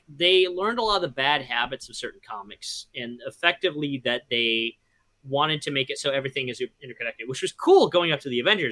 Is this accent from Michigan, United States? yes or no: yes; near Grand Ledge, Michigan, United States; I grew up near Grand Lynch, Michigan